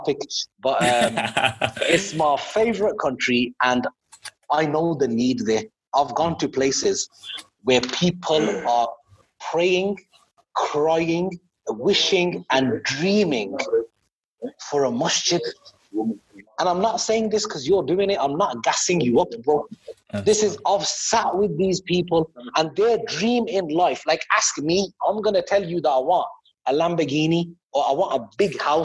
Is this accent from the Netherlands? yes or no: no; Birmingham, West Midlands, United Kingdom; I'm from Birmingham